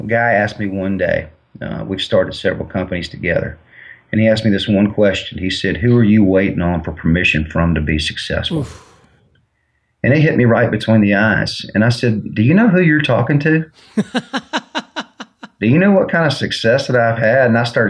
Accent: Mobile, Alabama, United States; I'm from Mobile, Alabama, so I love the University of Alabama.

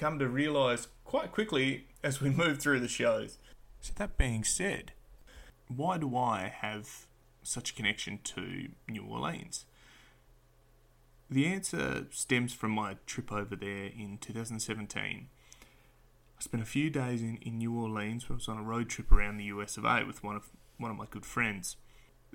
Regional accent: Perth, Western Australia, Australia; I'm an Australian hailing from sunny Perth, Western Australia

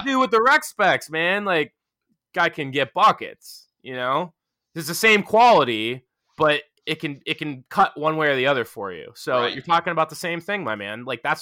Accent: Pennsylvania, United States; Washington, PA, which is right down the street from my hometown

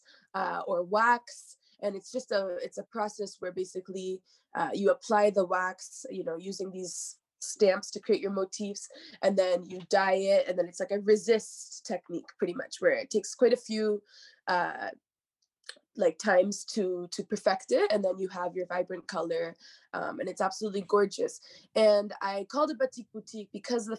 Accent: Hamilton, Ontario, Canada; moved away as an adult; now in Montreal, Canada; I'm from Ontario, I'm from Hamilton.

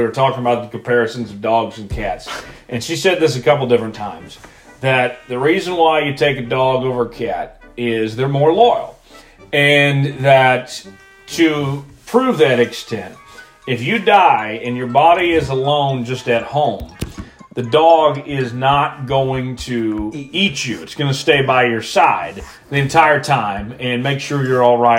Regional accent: Broken Arrow, Oklahoma, United States; I'm from Broken Arrow.

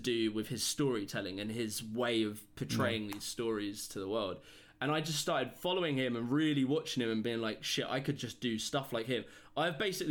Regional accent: United Kingdom; I come from Britain

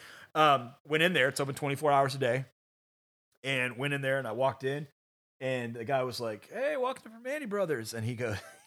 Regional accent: Virginia Beach, Virginia, United States; I grew up in Virginia Beach

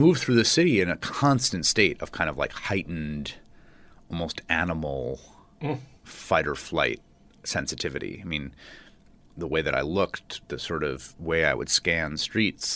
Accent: New York City, New York, United States; I grew up in New York. I grew up in the Bronx

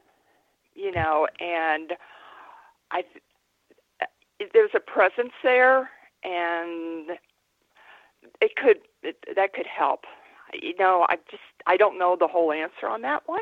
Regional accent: United States; I'm an American

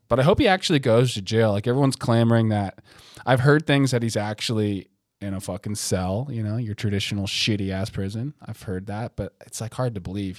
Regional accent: United States; I'm American

